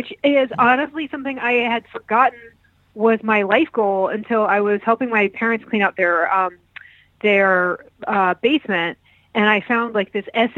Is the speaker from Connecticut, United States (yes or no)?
yes; Manchester, Connecticut, United States; also born or lived in Baltimore / Chicago; now in Brooklyn, United States; I grew up in Manchester, Connecticut, which is two towns east of Hartford, Connecticut